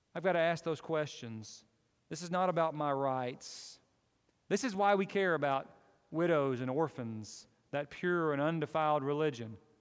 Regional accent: United States; I'm an American

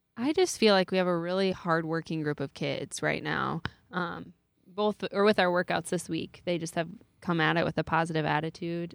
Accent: New Hartford, Iowa, United States; I grew up in New Hartford, and then I went to school in New Hartford

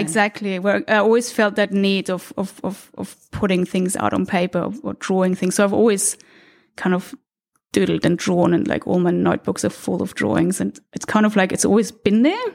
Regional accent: Austria; moved away; I was born in Austria, in a small city outside of Vienna

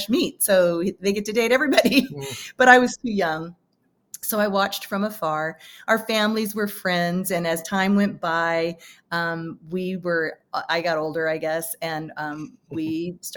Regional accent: San Francisco Bay Area, California, United States; I grew up in the San Francisco Bay Area

